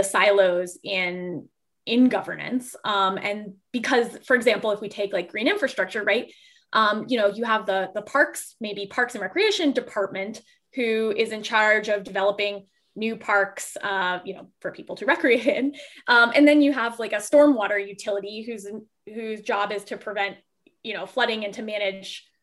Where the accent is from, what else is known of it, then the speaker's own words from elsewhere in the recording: Fort Lauderdale, Florida, United States; I grew up in South Florida, right. In Southeast Florida, Fort Lauderdale, Florida.